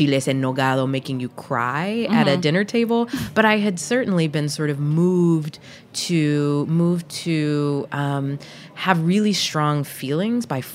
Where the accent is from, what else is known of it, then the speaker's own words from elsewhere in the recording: the South, Georgia, United States; also born or lived in Puerto Rico; when I was growing up in the South